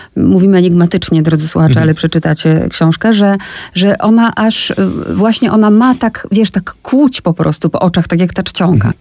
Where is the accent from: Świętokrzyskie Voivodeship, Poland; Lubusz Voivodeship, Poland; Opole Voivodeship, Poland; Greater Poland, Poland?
Opole Voivodeship, Poland; Olesno; ja pochodzę z takiego małego miasteczka, które nazywa się Olesno